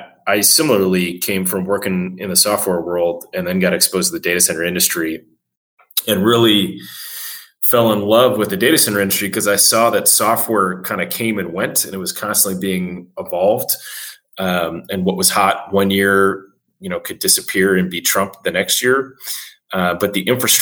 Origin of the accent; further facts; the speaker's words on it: Midwest, United States; I'm a fellow Midwesterner